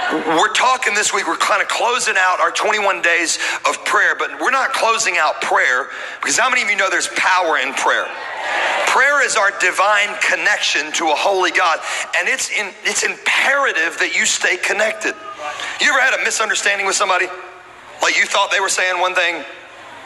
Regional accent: Louisiana, United States; I'm from Louisiana

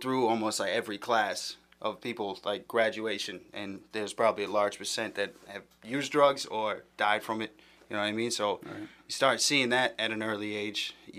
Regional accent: Weymouth, Massachusetts, United States; I grew up in Weymouth.

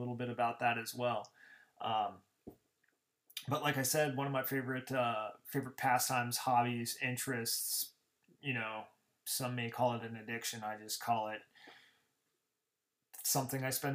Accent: Glendale, Arizona, United States; I hail from Glendale, Arizona

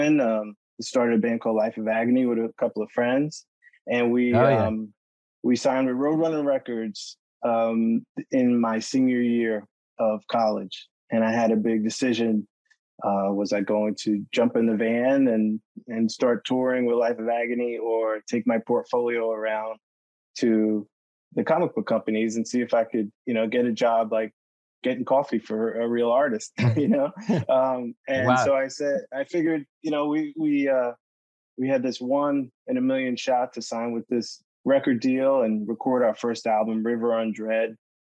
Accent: New York City, New York, United States; I grew up in Brooklyn, New York

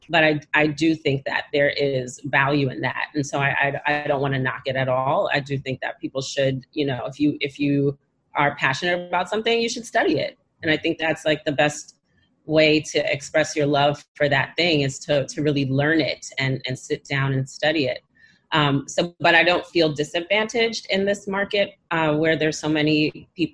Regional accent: New York City, New York, United States; Born and Bread Brooklyn

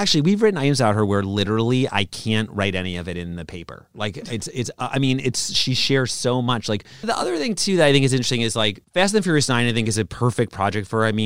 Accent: Brooklyn, New York, United States; I'm from Brooklyn is my response

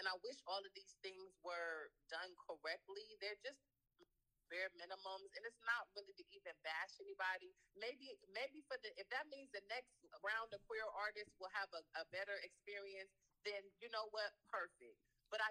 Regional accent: United States; as an American

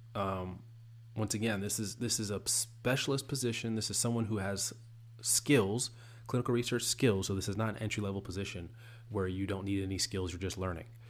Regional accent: the South, United States; I'm from the South

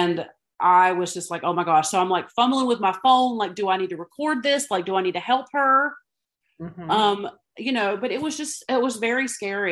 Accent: the South, United States; even as a Southerner

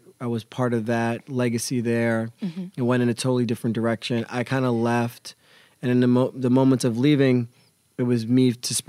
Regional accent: Pennsylvania, United States; Yeah, I grew up in the Poconos.

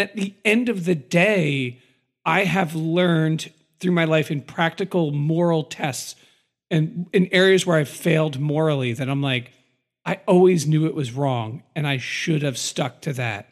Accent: United States; I'm an American and I'm an American patriot

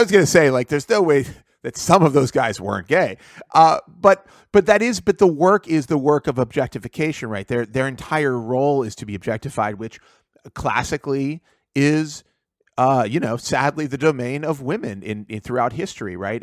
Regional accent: Pittsburgh, Pennsylvania, United States; I grew up in Pittsburgh

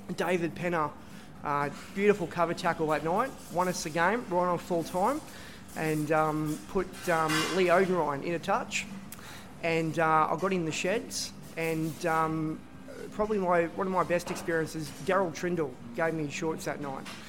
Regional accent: Brisbane, Queensland, Australia; also born or lived in Sydney / Wagga Wagga; born here in Sydney, but lived pretty much most of my life in, in Brisbane

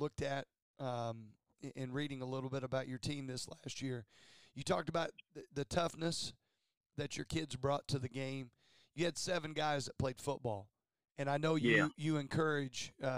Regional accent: Bloomfield, Indiana, United States; I'm actually from Bloomfield. I don't know if you know this or not, but that's where I grew up.

